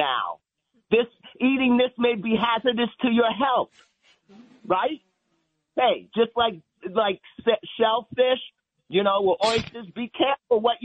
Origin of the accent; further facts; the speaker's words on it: New York City, New York, United States; I'm from the South Bronx.